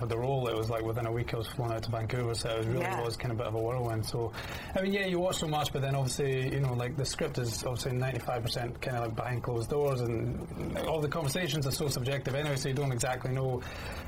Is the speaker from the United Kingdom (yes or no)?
yes; United Kingdom; also born or lived in Scotland; now in London, United Kingdom; being British